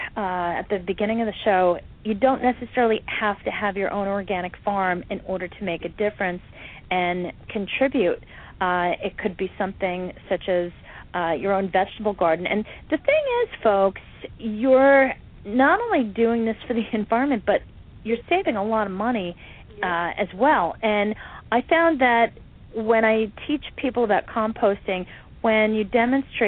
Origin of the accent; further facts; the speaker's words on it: Catskill Mountains, New York, United States; I grew up in the Catskill Mountains